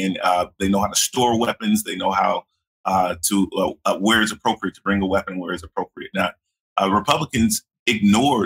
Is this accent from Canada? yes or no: no; Collin County, Texas, United States; 5 years in my hometown in Collin County